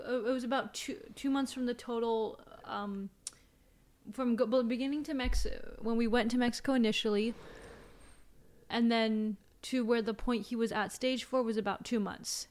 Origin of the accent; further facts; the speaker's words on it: China; moved away; I was raised in China.